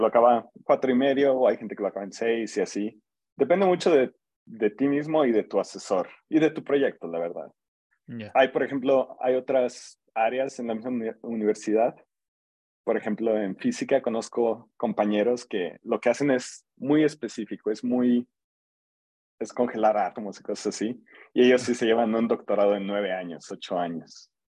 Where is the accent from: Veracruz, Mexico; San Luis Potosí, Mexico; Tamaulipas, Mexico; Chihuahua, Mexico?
San Luis Potosí, Mexico; moved away as an adult; now in College Park, United States; soy de aquí de San Luis. Em, yo hice licenciatura y maestría aquí en San Luis